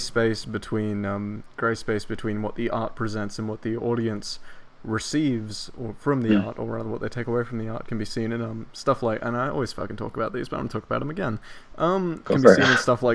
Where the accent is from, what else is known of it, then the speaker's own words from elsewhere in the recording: Australia; accent: Australian; I'm fucking Australian, mate.